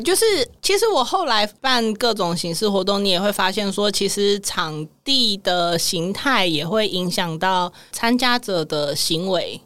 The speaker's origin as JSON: {"language": "Chinese", "region": "Taipei", "country": "Taiwan", "tie": "born or raised there", "said": "因为我在台北市长大 我是在眷村啦"}